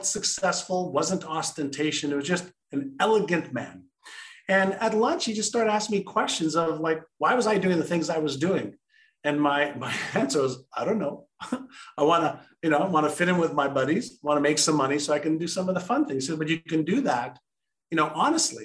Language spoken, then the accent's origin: English; Montreal, Quebec, Canada; English is a second language; also born or lived in Israel; I was born in Israel, and my parents moved from Israel to Montreal, Canada when I was five